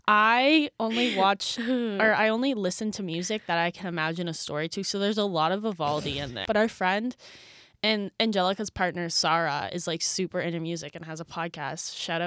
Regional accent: New Brunswick, Canada; now in Toronto, Canada; For those who forget, for those who forget from last episode, I am from New Brunswick, so I don't see my parents all too often, and they are not city people at all.

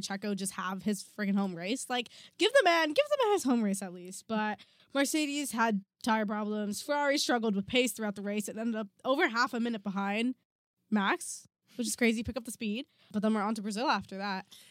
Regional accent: Canada; We are Canadian

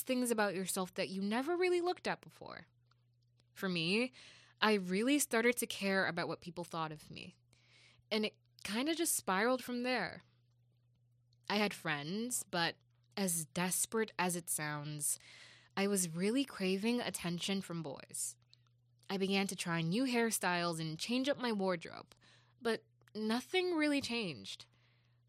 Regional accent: Jamaica; moved away; As a Jamaican

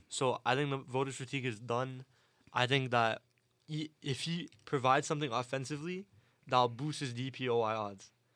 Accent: Toronto, Ontario, Canada; I'm from Toronto

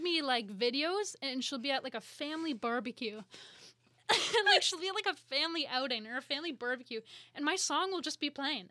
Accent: Collingwood, Ontario, Canada; now in Toronto, Canada; two hours north from Toronto in a town called Collingwood

